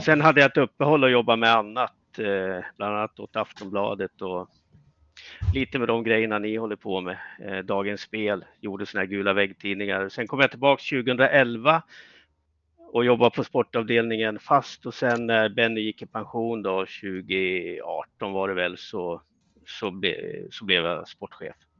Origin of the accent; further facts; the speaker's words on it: Östersund, Jämtland, Sweden; moved away as an adult; jag kommer ju från Östersund